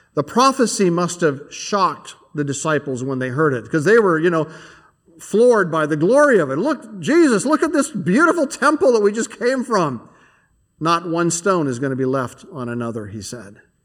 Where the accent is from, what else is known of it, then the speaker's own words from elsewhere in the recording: Canada; now in United States; I'm a Canadian